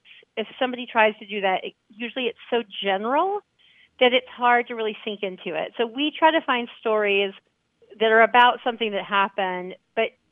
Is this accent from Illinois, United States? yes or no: no; Alabama, United States; I'm from Alabama, so I have like the little southern manners